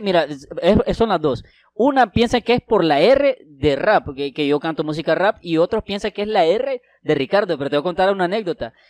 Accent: Santa Rosa de Copán, Copán, Honduras; also born or lived in Tegucigalpa; vine aquí eh, cuando tenía seis años y aquí he crecido. O sea, me siento realmente que soy de Santa Rosa

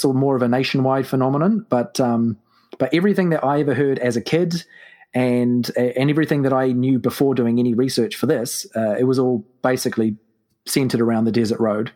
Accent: New Zealand; I am from New Zealand, which is why, to your listeners, uh, I probably sound very strange.

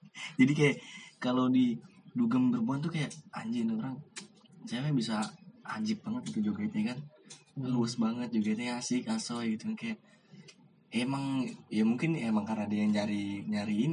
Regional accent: East Jakarta, Jakarta, Indonesia; Kita bertiga berasal dari Jakarta Timur.

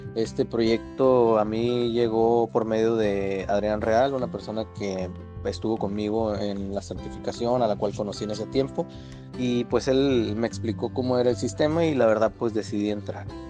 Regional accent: San José del Cabo, Baja California Sur, Mexico; also born or lived in La Paz, Baja California Sur / Ensenada / Tijuana; soy originario de La Paz, Baja California Sur. Ahí pasé pues parte de mi infancia y de ahí me trasladé a San José del Cabo, donde estuve viviendo parte de mi infancia y parte de mi adolescencia.

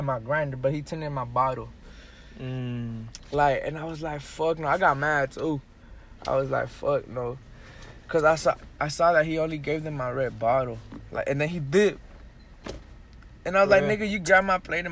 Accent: Dallas, Texas, United States; I'm from Dallas.

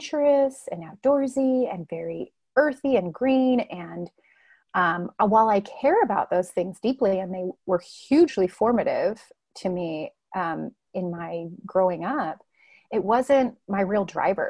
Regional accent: Southern California, United States; moved away; I grew up in Southern California

